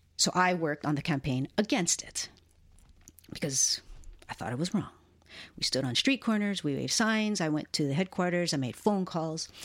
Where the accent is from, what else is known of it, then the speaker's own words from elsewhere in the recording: Hilo, Hawaii, United States; I was born and raised in a town called Hilo, on the island of Hawaii, which is part of the state and the archipelago of Hawaii